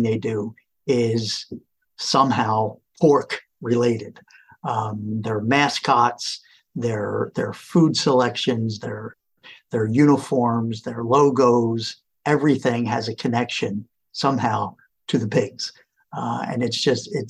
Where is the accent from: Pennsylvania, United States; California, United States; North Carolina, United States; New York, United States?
Pennsylvania, United States; Philadelphia; also born or lived in Allentown, Pennsylvania / Italy; I am from the Philadelphia area. I taught in Allentown, Pennsylvania for a long time. Now back here in Philadelphia. These are my roots